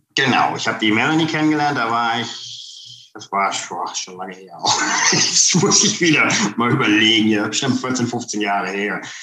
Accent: Kassel, Hesse, Germany; now in United States; Ich komme ursprünglich aus Kassel.

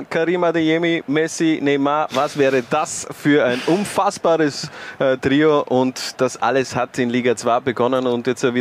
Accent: Styria, Austria; Ich als Steirer verbinde natürlich viel, viel mit dem schönsten Bundesland Österreichs.

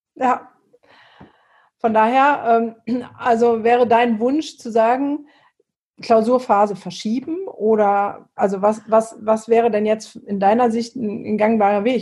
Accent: Essen, North Rhine-Westphalia, Germany; moved away; also born or lived in Mülheim an der Ruhr; ich komme ja eigentlich aus dem Pott. Also ich bin ja im Essen, Mülheim und Essen groß geworden

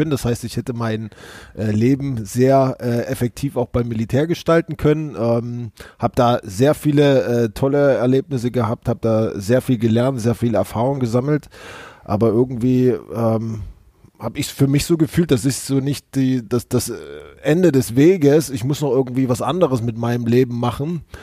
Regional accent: Saxony, Germany; born there; ich bin ähm, 36 Jahre, ähm, gebürtig aus der Nähe von Chemnitz, äh, wohnhaft in der Nähe von Hamburg und ansonsten immer unterwegs.

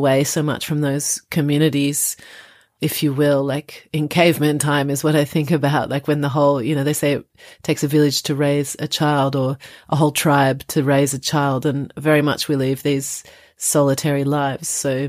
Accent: Australia; also born or lived in France; now in London, United Kingdom; I am Australian French and I currently live in Greater London

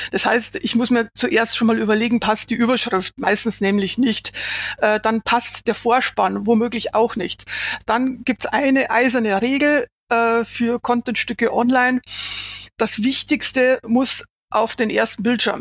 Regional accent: Bavaria, Germany; ich habe meine Klangfarbe, solange die Leute mich verstehen, ist es gut, kann jeder wissen, dass ich aus ja. Bayern komme

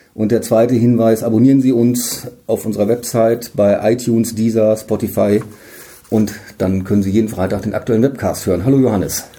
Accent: Münsterland, North Rhine-Westphalia, Germany; now in Emden, Germany; Ich komme selbst aus dem Münsterland

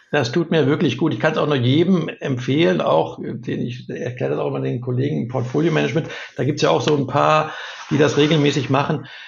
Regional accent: Ruhr area, North Rhine-Westphalia, Germany; Ich bin im Ruhrgebiet groß geworden

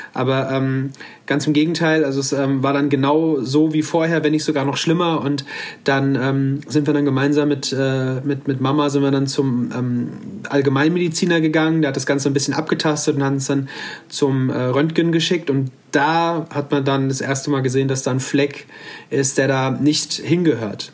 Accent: Offenbach district, near Frankfurt am Main, Hesse, Germany; Ich komme aus dem Kreis Offenbach am Main ähm, in der Nähe von Frankfurt am Main

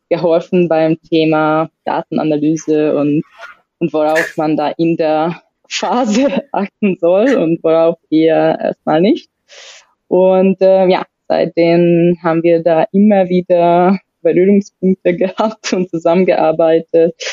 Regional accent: Hungary; komme ursprünglich aus Ungarn, bin schon 30 plus, plus mit ein bisschen äh, Arbeitserfahrung

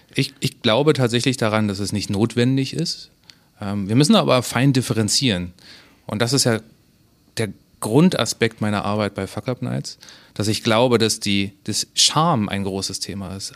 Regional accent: Berlin, Germany; also born or lived in the seaside (birthplace) / Munich; now in Hamburg, Germany; Ich bin an der, an der See geboren, in Berlin aufgewachsen, habe zehn Jahre in München gelebt und jetzt wieder in Hamburg.

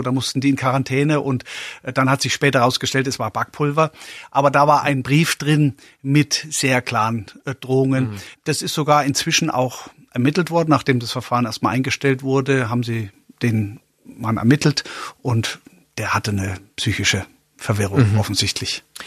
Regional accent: Coburg, Bavaria, Germany; also born or lived in Memmingen, Swabia; now in Upper Bavaria, Germany; Ich bin in Schwaben geboren, in Memmingen geboren, in Oberfranken, in Coburg aufgewachsen

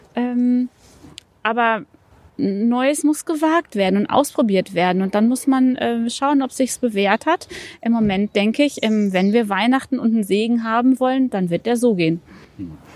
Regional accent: Recklinghausen, North Rhine-Westphalia, Germany; moved away; also born or lived in Ruhr area; geboren tatsächlich in Recklinghausen, aber ich lerne meine Stadt erst noch kennen, weil ich lange Jahre hier gar nicht

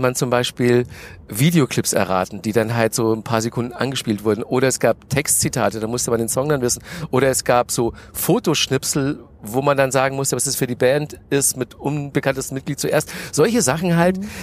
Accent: Manching, Bavaria, Germany; moved away as an adult; also born or lived in Nuremberg / Cologne / Munich; now in Berlin, Germany; Groß geworden bin ich in, in der Nähe von Ingolstadt. Das ist ein kleines Dorf, das heißt Manching, so zehn Kilometer von Ingolstadt entfernt. Und da habe ich bis zum Abi gewohnt

